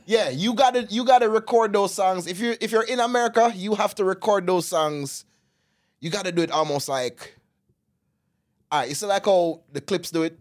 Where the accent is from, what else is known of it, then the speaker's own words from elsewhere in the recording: Jamaica; moved away; As a Jamaican